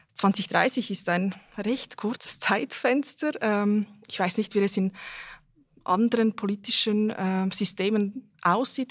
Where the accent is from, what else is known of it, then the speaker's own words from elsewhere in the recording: Basel, Basel-Stadt, Switzerland; moved away as an adult; also born or lived in Serbia / Zurich; now in Bern, Switzerland; Ich komme ähm, ursprünglich aus Serbien. Ich bin in Basel aufgewachsen, wohne jetzt in Bern